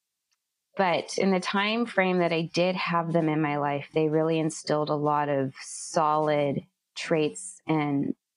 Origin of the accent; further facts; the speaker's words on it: Bay Area, California, United States; I grew up and I was raised in the Bay Area.